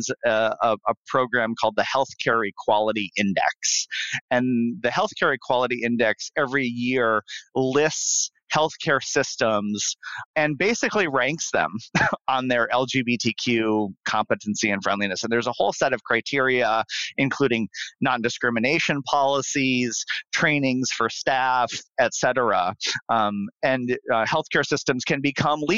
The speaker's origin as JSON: {"language": "English", "town": "Bismarck", "region": "North Dakota", "country": "United States", "moved": "yes", "said": "I'm from Bismarck, North Dakota. Originally"}